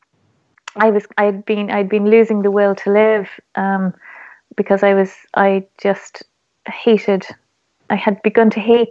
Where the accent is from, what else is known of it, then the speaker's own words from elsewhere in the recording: Ireland; being Irish